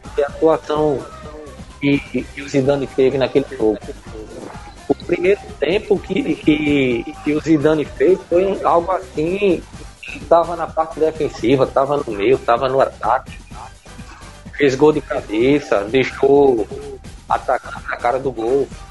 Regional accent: Brazil; como brasileiro

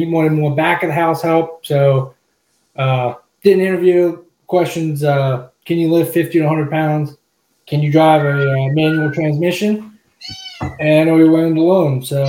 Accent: Duncannon, Pennsylvania, United States; So I'm from just across the river, actually right across the river from Allen, Duncannon.

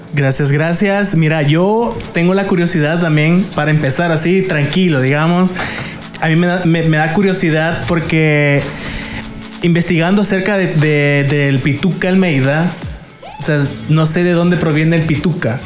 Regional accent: El Salvador; uno como salvadoreño

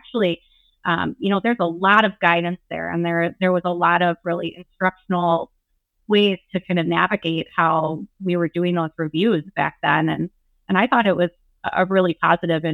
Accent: Wisconsin, United States; I am Wisconsin tried and true

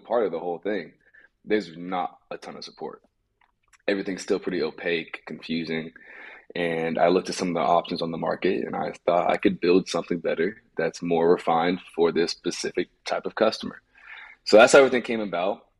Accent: Los Angeles, California, United States; I grew up in Los Angeles

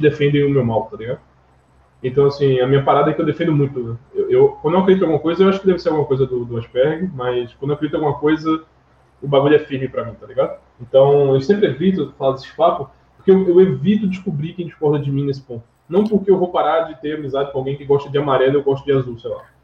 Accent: Northeast Region, Brazil; Eu cresci aqui no Nordeste

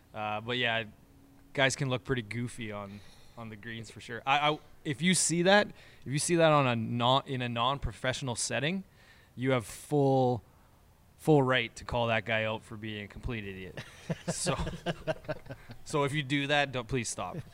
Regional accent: Moose Jaw, Saskatchewan, Canada; the three of us, we essentially, we're from Moose Jaw

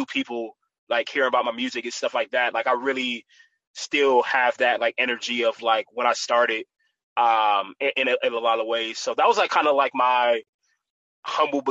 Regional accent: Columbus, Ohio, United States; Being born and raised like in Columbus, Ohio, I went to like high school and stuff, like Reynoldsburg area

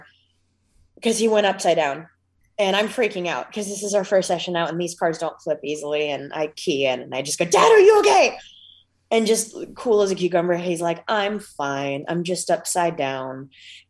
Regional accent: Ohio, United States; I'm from Ohio

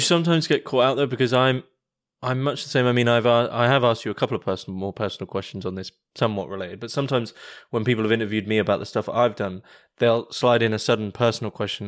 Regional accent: United Kingdom; I'm British

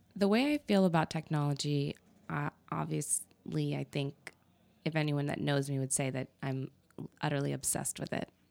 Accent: New Mexico, United States; also born or lived in Texas / Arizona; I was born in New Mexico.

